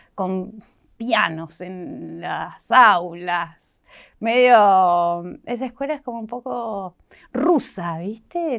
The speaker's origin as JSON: {"language": "Spanish", "town": "Banfield", "region": "Buenos Aires Province", "country": "Argentina", "tie": "born or raised there", "moved": "as an adult", "said": "me fui de Banfield, o sea, no, hoy no vivo ahí porque, o sea, toda mi adolescencia, como hasta los 23 viví ahí"}